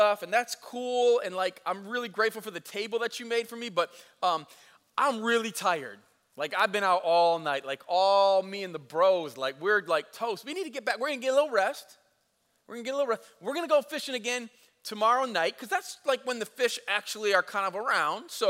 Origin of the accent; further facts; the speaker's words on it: United States; I'm an American in the 21st century